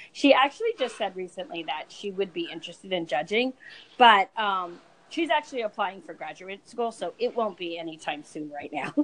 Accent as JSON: {"language": "English", "region": "California", "country": "United States", "moved": "yes", "lives_now": "New Jersey, United States", "said": "I moved to New Jersey because I was really from California"}